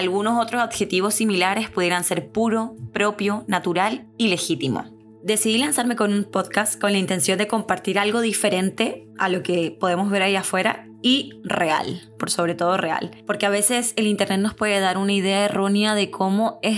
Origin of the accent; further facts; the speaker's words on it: Santiago, Santiago Metropolitan Region, Chile; now in Miami, United States; Nací y crecí en Santiago de Chile. sí, ese mismo. Chi, chi, chi, le, le. Crecí viendo la nevada